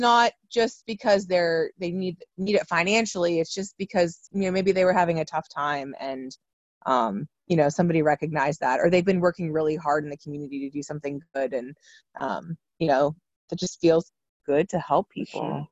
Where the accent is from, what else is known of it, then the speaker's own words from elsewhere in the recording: Salem, Ohio, United States; I'm from Salem, so um, like growing up, you know, we just had Salem stuff